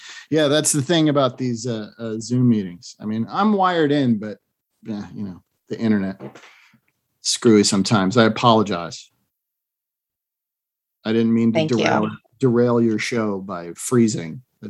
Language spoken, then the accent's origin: English; Massachusetts, United States; now in Southern California, United States; growing up in Massachusetts